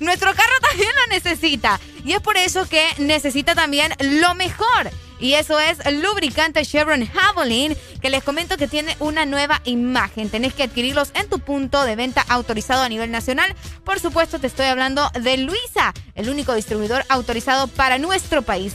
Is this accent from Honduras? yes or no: yes; Honduras; aquí en nuestro país